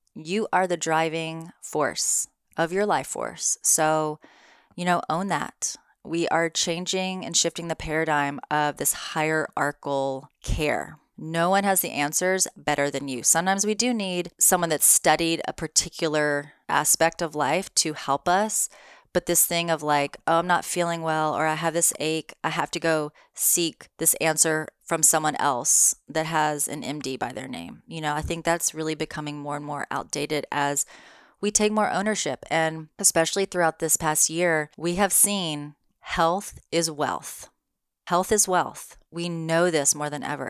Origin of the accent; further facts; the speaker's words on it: the South, United States; moved away; I'm from the South.